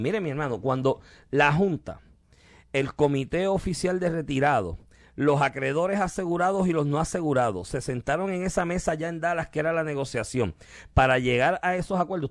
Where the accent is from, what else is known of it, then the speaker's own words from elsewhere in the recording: Puerto Rico; del cual somos colonia, porque somos colonia de Estados Unidos